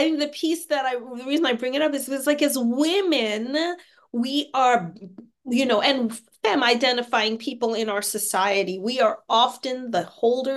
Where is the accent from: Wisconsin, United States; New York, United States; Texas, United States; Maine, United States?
New York, United States; New York City; moved away as an adult; also born or lived in Paris, France / Santa Fe, New Mexico / Albuquerque, New Mexico / San Francisco Bay Area, California; now in Seattle, United States; I'm a native New Yorker. I was born and raised in New York